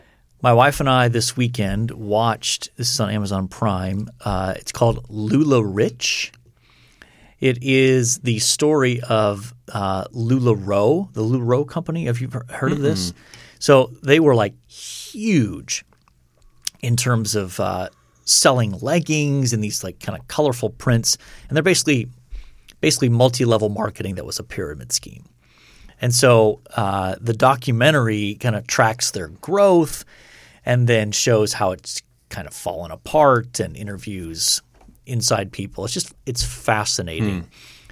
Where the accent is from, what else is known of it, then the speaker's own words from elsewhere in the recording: United States; I'm American. I don't do metric